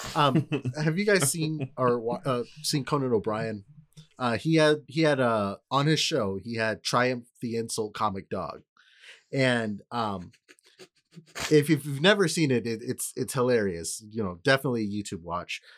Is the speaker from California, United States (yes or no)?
yes; California, United States; I'm saying this as a Californian